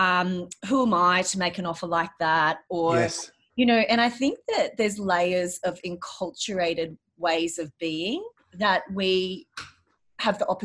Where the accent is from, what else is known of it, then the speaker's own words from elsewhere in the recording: Australia; being Australian